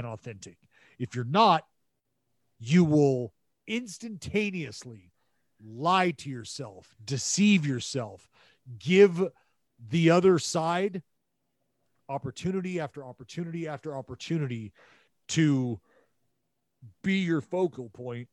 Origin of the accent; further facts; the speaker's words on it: Northern California, United States; moved away; I'm from NorCal, this is why I use the word hella